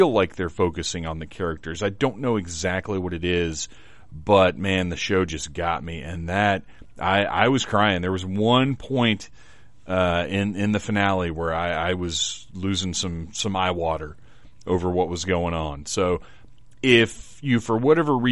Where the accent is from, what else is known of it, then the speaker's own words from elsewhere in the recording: Wilmington, North Carolina, United States; also born or lived in Atlanta, Georgia; I grew up in Wilmington, basically, between here and Atlanta